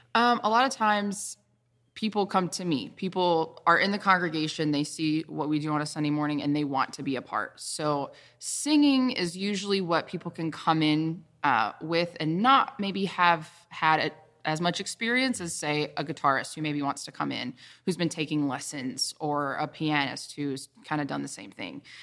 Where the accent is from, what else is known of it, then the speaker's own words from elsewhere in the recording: the Carolinas, United States; I'm from the Carolinas, born and raised